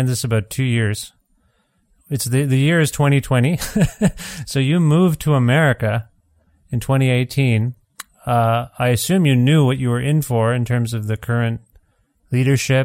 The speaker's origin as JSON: {"language": "English", "country": "Canada", "said": "I'm Canadian"}